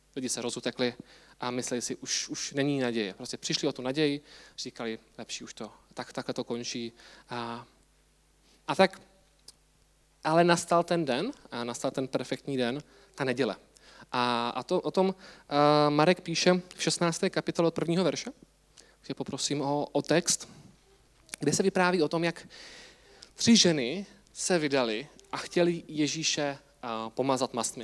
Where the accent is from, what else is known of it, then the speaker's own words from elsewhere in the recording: Czechia; my Češi